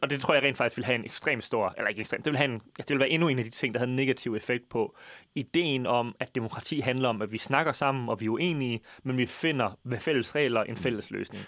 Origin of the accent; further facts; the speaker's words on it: Jutland, Denmark; vi er fra Jylland